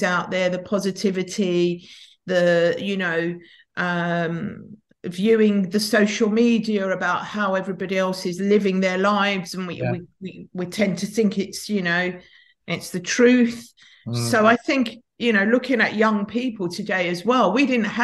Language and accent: English; London, United Kingdom; I grew up in North London, in a bit of a kind of tough area of Tottenham